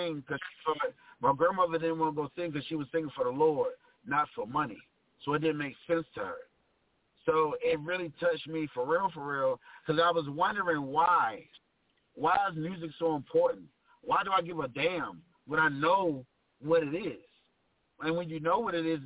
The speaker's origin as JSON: {"language": "English", "town": "Rocky Mount", "region": "North Carolina", "country": "United States", "tie": "born or raised there", "said": "I'm from Rocky Mount, North Carolina"}